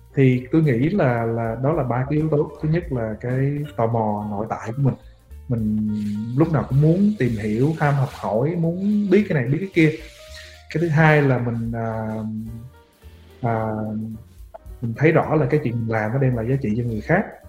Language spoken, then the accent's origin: Vietnamese; Vietnam; mình là người Việt biết tiếng Việt